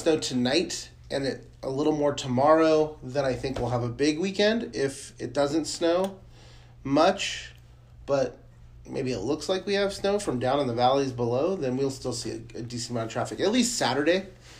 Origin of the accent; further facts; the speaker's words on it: United States; I'm an American.